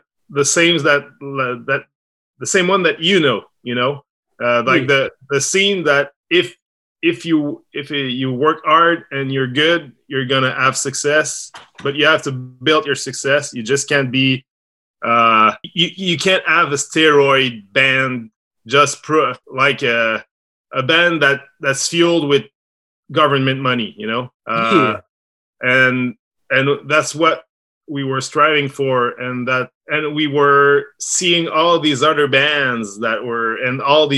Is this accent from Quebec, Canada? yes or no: yes; Quebec, Canada; I was born here in Quebec, I grew up listening only to American bands